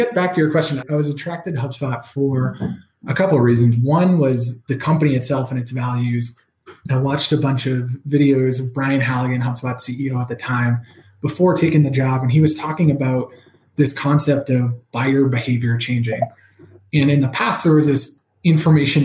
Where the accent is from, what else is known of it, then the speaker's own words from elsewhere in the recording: New Jersey, United States; moved away as an adult; also born or lived in Massachusetts; I grew up in New Jersey, which is, you know, the great state of New Jersey